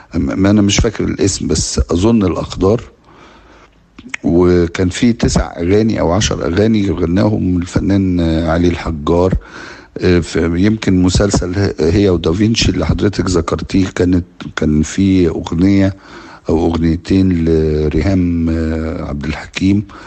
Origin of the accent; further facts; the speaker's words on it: Egypt; كمصريين وكعرب